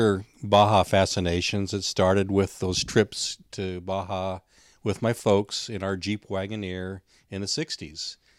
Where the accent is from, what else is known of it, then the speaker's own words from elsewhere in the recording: California, United States; Well, I grew up in San Diego County, so we knew about missions to a degree.